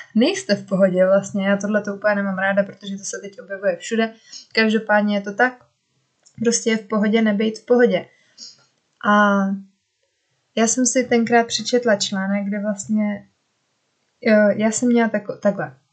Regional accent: Czechia; moved away as an adult; also born or lived in Norway; proč jsem vlastně chtěla zpátky do Česka

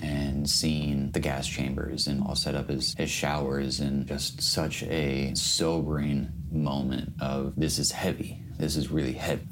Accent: United States; I'm an American

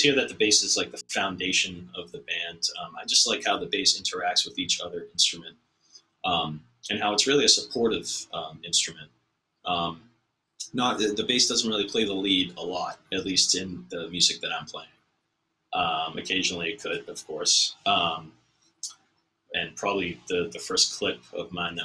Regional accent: Watertown, Massachusetts, United States; where I grew up in Watertown

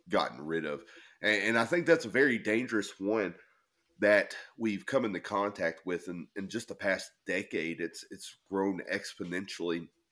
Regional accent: the South, United States; now in Maine, United States; I grew up in the South

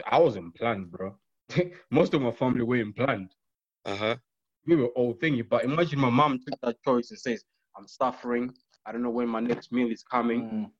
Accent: Zimbabwe; now in London, United Kingdom; I was born in Zimbabwe, Mpopo, my bro.

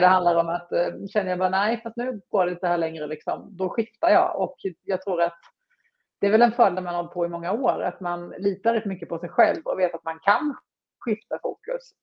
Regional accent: Småland, Sweden; accent: Småland; jag är ju smålänning som man hör

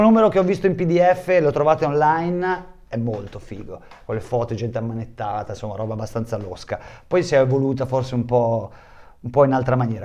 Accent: Bologna, Emilia-Romagna, Italy; moved away; also born or lived in Tuscany; io sono nato a Bologna, in quel periodo vivevo in Toscana

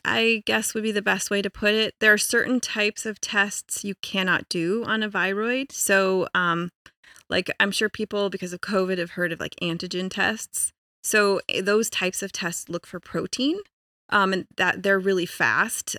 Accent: Colorado, United States; I was born and raised in Colorado

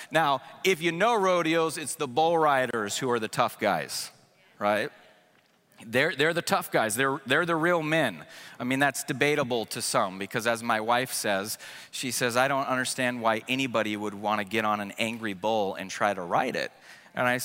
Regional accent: West Coast, United States; also born or lived in Prescott, Arizona; I grew up in the West Coast

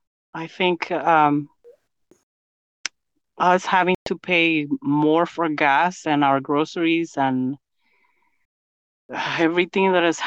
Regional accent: Guatemala City, Guatemala Department, Guatemala; now in United States; I'm from Guatemala City, Guatemala.

